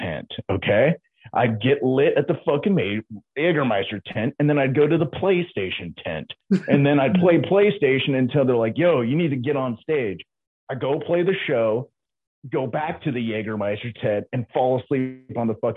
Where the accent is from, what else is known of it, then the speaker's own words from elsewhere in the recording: Manteca, California, United States; also born or lived in Bay Area, California; I'm originally from Central California in a town called Manteca